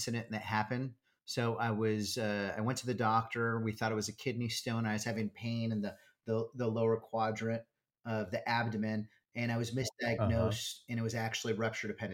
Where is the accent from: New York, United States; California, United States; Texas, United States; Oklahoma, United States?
California, United States; Southern; I was born and raised in Southern California.